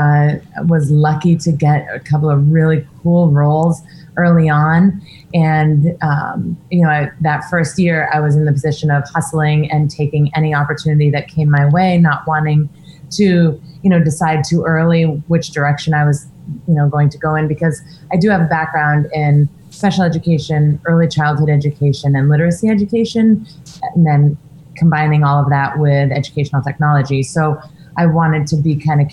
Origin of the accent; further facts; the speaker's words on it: Maine, United States; I'm from Maine.